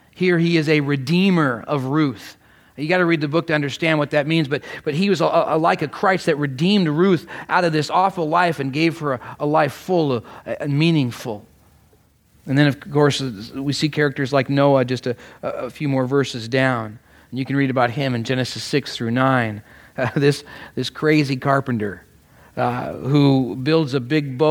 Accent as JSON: {"language": "English", "country": "Canada", "moved": "yes", "lives_now": "United States", "said": "though I am Canadian, my family was a close partner and aide to this wonderful nation"}